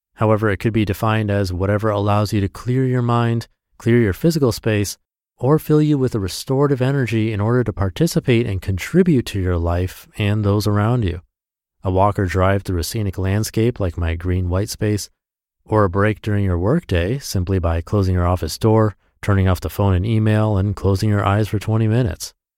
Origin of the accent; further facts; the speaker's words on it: Washington, United States; now in California, United States; I was in my hometown